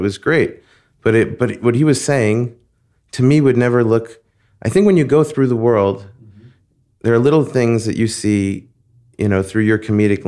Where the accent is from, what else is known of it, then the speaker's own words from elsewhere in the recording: Long Beach, New York, United States; moved away as an adult; also born or lived in Flushing, Queens; now in Los Angeles, United States; I spent most of my childhood in Long Island. We moved there when I was just about six from Queens, from Flushing, Queens. And I still feel like a Queens person.